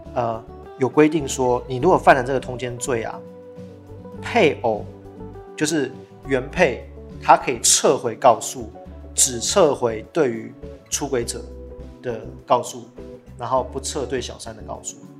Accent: Taiwan; 我们台湾人

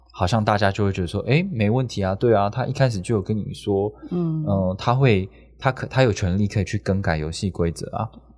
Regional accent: Taipei, Taiwan; 我是看我是台北，我是台北人，然后我看到台北这么多的站点

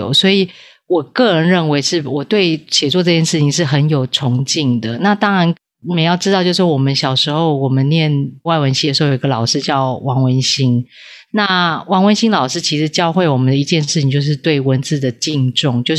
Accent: Taipei, Taiwan; 没有，对对，对，对，对，我是台北人。

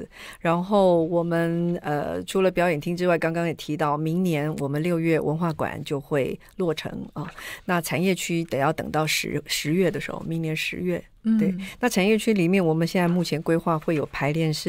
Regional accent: Yilan County, Taiwan; 我是宜兰人，

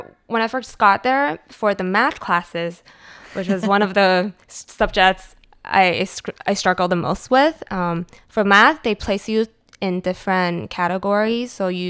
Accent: Cupertino, California, United States; so I grew up in Cupertino. There were a lot of Asians, but for my school, there were about 60%, 70% locals, like Caucasians.

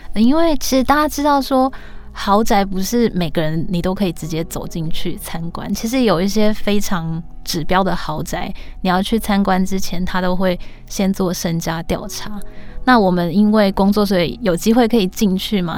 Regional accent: Tainan, Taiwan; moved away as an adult; now in Taipei, Taiwan; 因为我是北漂嘛，我就是台南人，然后到台北工作

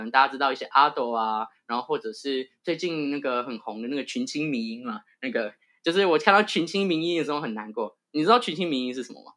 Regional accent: Banqiao, New Taipei, Taiwan; moved away as an adult; now in New York, United States; 一个土生土长的台湾音啊，对好哦，赞。然后我是板桥人

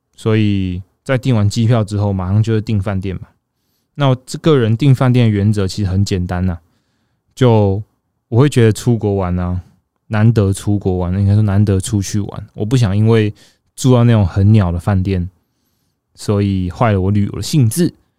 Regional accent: Taichung, Taiwan; now in northern Taiwan; 身为一个住在北部的人， 我自己是台中人，只是我常年都住在北部

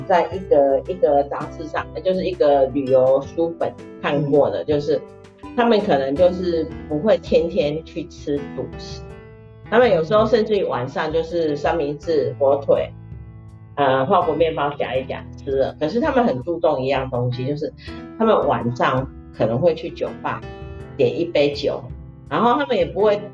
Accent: Taiwan; 因为我们台湾人都比较喜欢吃那，喝拿铁啦

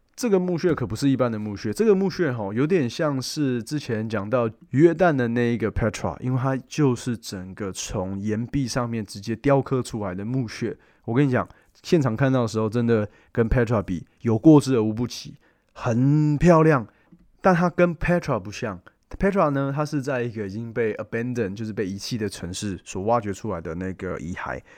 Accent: Taiwan; 我们台湾人

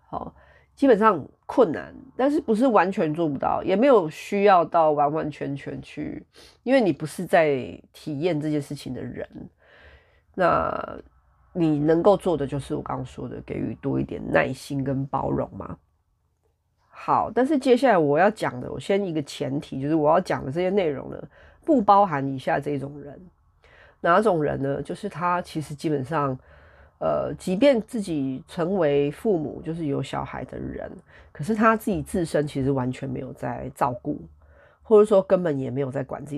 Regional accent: Taiwan; 大家身为台湾人的话，哈，或者说华人，就是如果你跟我一样是个 Chinese 的话，

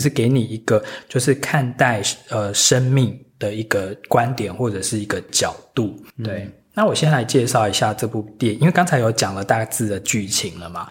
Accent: Taiwan; 因为我们台湾长大其实就是很严重的北美腔

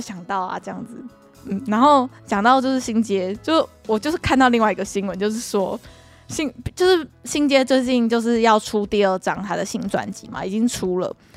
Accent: Kaohsiung, Taiwan; 我们不是高雄人嘛

